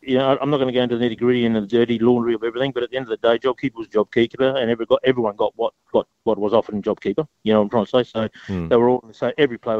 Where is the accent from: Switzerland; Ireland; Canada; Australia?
Australia; Adelaide, South Australia; It's my hometown. You know, it's my hometown.